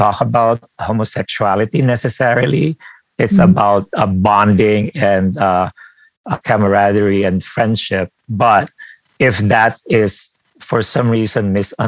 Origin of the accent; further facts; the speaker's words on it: Philippines; moved away; I grew up in the Philippines